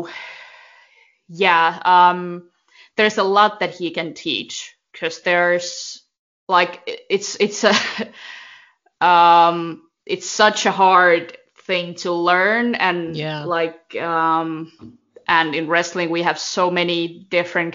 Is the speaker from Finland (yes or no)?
yes; Finland; they're in my hometown